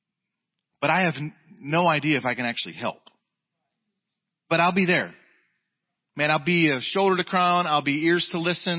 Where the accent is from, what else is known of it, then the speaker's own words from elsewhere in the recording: Jacksonville, Florida, United States; moved away; We're from Jacksonville, Florida